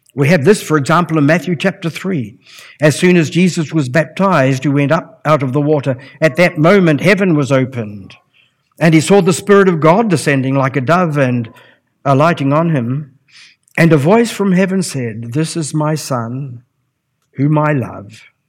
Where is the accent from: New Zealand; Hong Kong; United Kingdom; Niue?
New Zealand; Palmerston North, Manawatū-Whanganui; I was brought up in the Lynn District Gospel Hall